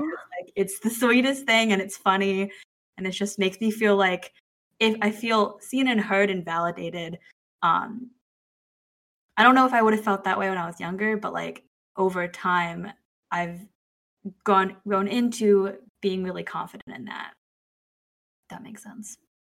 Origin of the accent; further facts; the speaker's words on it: United States; also born or lived in China; I have an identity of being Chinese, being Asian American, being an adoptee, being Italian American because my adoptive family was Italian American